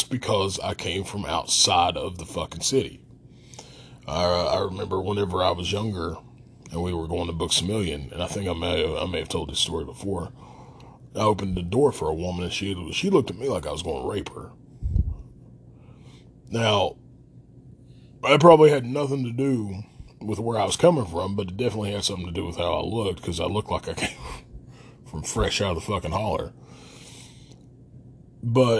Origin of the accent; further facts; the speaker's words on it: Logan, West Virginia, United States; And there was a problem with me being from Logan. Everything was fine until they heard my accent